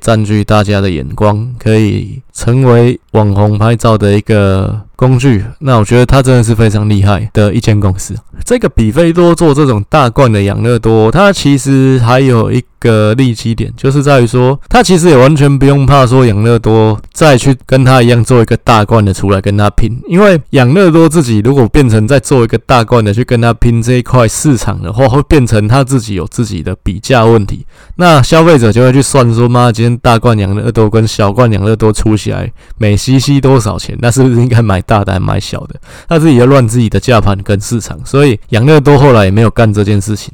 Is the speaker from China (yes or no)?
no; Taiwan; 我们台湾人